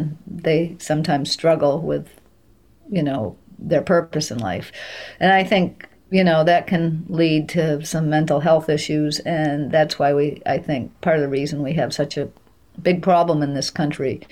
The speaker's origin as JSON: {"language": "English", "region": "Maine", "country": "United States", "tie": "born or raised there", "said": "my hometown"}